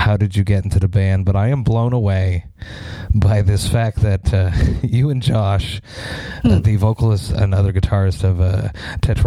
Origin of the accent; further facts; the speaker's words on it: Montreal, Quebec, Canada; I'm from Montreal, Canada